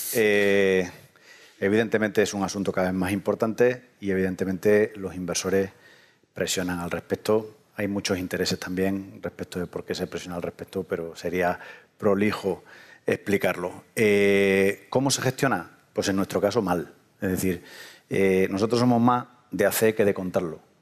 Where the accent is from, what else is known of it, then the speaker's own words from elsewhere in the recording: southern Spain, Spain; en lo que en el sur llamamos dinero